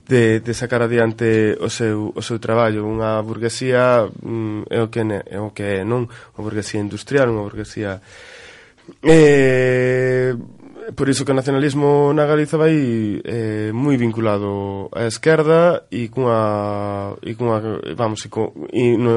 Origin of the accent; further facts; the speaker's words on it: Galicia, Spain; todos somos galegas e galegos.